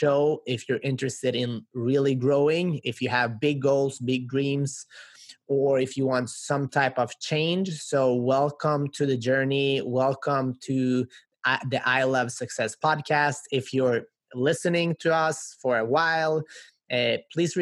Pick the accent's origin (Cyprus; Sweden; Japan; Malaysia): Sweden; now in United States; I grew up in Sweden to immigrant parents. Now I'm here in the U.S.